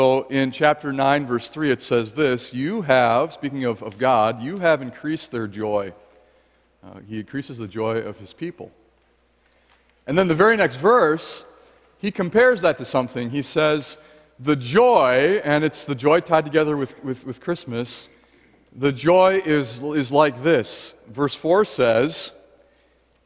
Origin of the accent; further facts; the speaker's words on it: United States; As an American